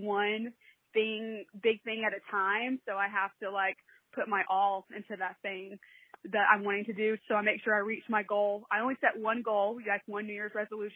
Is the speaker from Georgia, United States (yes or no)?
yes; a little north of Atlanta, Georgia, United States; I am from Georgia, a little north of Atlanta. I've lived here my whole life.